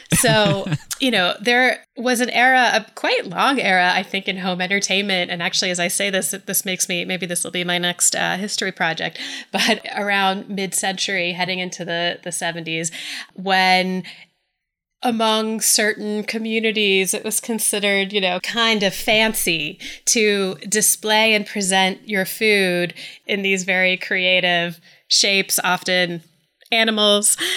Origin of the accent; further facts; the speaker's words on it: Atlanta, Georgia, United States; I am from the South, and I, I'm from Atlanta